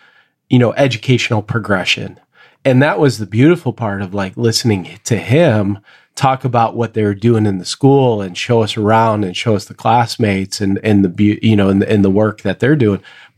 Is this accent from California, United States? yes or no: yes; San Jose, California, United States; What I've found really joyful this year is a school that's in my hometown of San Jose, where I get to work